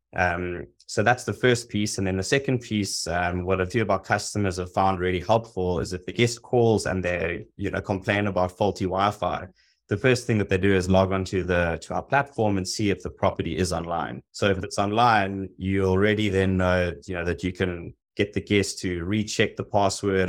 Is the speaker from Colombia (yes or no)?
no; South Africa; moved away as an adult; also born or lived in Hong Kong / Los Angeles; I'm originally from South Africa. I spent the last fifteen years, um, living and working abroad, spent six years in Hong Kong, five in Los Angeles.